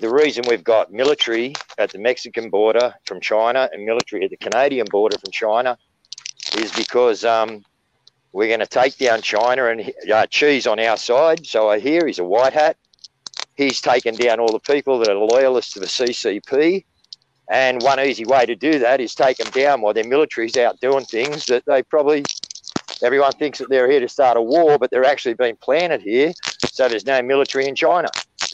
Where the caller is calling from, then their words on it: Wollongong, New South Wales, Australia; Okay, Dean, I'm in Australia, Wollongong, New South Wales, Australia.